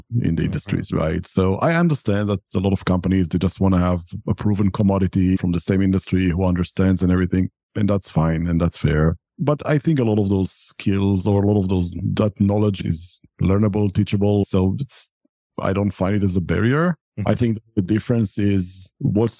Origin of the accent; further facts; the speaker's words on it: Israel; moved away as an adult; I'm originally from Israel and I served in the military in Israel.